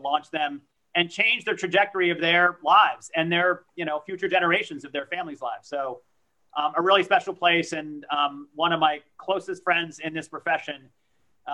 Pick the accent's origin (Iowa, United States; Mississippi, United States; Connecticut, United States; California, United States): Connecticut, United States; Danbury; first language French; English is a second language; also born or lived in Pau, France; I grew up in Danbury, Connecticut